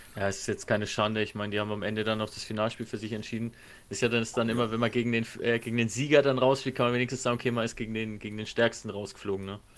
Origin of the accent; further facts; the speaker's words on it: Nuremberg, Bavaria, Germany; ich lebe auch schon mein ganzes Leben hier und bin trotzdem kein Franke